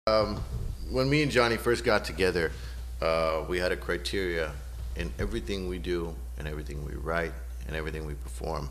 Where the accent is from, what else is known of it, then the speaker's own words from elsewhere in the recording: Southern California, United States; moved away as an adult; also born or lived in Newport Beach, California; now in Seattle, United States; I'm originally from Southern California, where right. we get sunshine pretty much year round